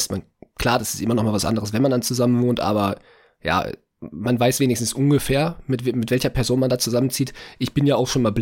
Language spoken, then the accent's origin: German; Hamburg, Germany; ja, natürlich, ich bin Hamburger.